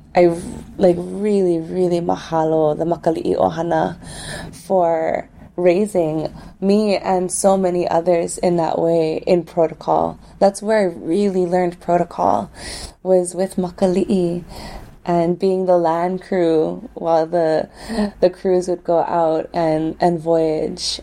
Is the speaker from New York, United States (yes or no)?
no; Waimea, Hawaii, United States; where I was raised in Waimea, we're raised right in the face of the Mauna